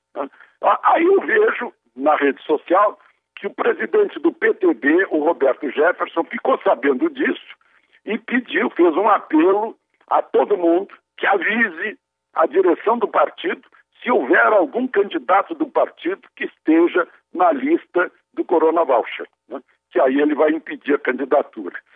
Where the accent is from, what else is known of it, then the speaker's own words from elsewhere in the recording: Rio Grande do Sul, Brazil; now in Brasília, Brazil; numa região lá do meu estado, lá do Rio Grande do Sul